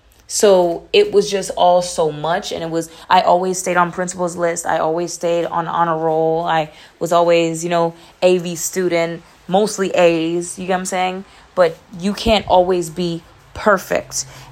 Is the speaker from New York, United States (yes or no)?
no; Atlanta, Georgia, United States; I'm from Atlanta, but nobody ever believes that I'm from Atlanta from the way that I speak, because my mother used to force me to speak proper.